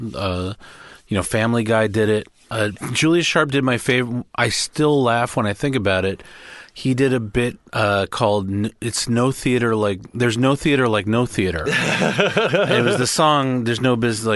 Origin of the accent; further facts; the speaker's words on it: New York City, New York, United States; moved away as an adult; now in Los Angeles, United States; I'm from New York City, born and raised